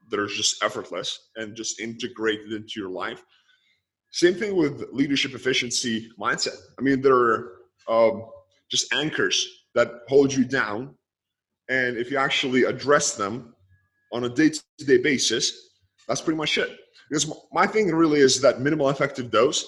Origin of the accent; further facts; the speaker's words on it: Lithuania; moved away; I grew up in Lithuania. I was born and raised. I am born and raised in Lithuania.